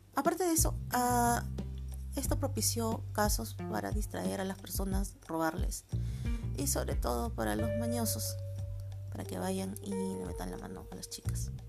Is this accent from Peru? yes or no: yes; Peru; soy de Perú.